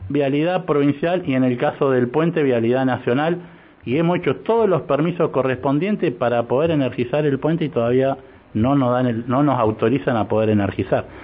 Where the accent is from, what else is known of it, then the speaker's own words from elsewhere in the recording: Neuquén, Argentina; a pesar de que no soy neuquino, vivo de los cinco años en Neuquén, me siento neuquino